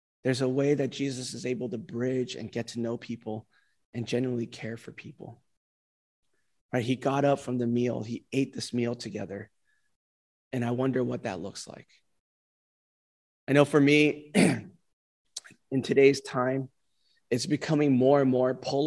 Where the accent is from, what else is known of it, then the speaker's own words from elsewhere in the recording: California, United States; moved away; California, my home state